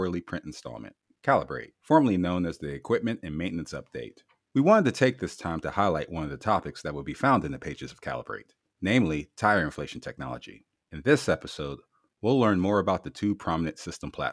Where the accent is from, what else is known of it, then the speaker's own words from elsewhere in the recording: Canton, Ohio, United States; my hometown of Canton, Ohio